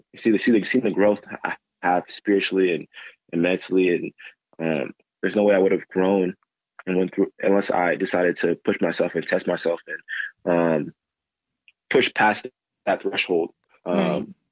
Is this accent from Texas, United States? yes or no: yes; Grand Prairie, Texas, United States; also born or lived in Dallas / Mobile, Alabama; I'm from Grand Prairie, grew up in Grand Prairie